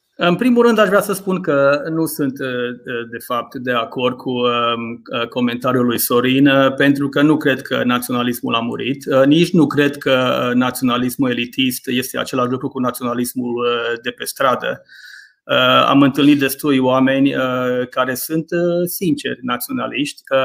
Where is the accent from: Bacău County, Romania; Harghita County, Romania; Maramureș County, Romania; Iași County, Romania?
Maramureș County, Romania; accent: Maramureș dialect; moved away as an adult; now in England, United Kingdom; m-am născut în Maramureș, uh, este, este surprinzător într-un fel că am petrecut mai mulți ani în Anglia decât am petrecut în Maramureș. În Maramureș am locuit 18 ani, în Anglia locuiesc de 21 de ani.